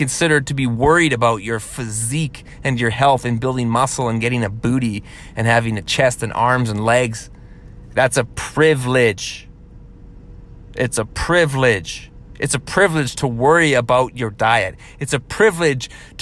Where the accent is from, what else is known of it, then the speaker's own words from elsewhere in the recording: Canada; being a Canadian